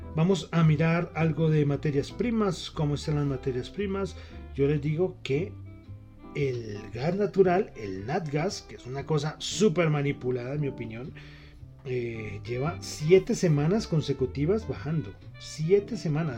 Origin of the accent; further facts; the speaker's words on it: Bogotá, Colombia; yo soy bogotano